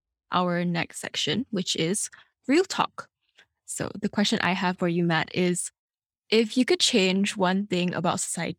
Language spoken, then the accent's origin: English; Malaysia; I'm from Malaysia